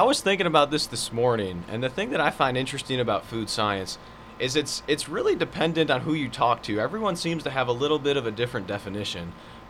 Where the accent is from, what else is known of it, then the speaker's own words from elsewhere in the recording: Illinois, United States; also born or lived in Florida, United States; now in Georgia, United States; I'm initially from Illinois.